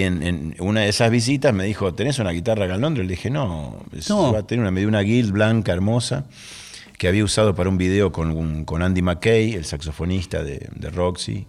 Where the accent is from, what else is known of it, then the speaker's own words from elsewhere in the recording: Rosario, Santa Fe, Argentina; soy argentino